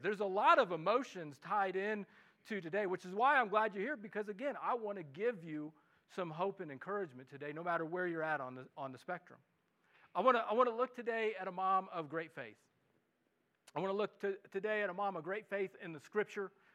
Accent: Midwest, United States; accent: Midwestern; now in Los Alamos, United States; my Midwestern English accent

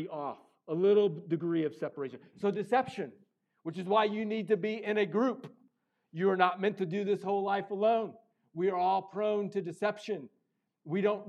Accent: Missouri, United States; I grew up in Missouri

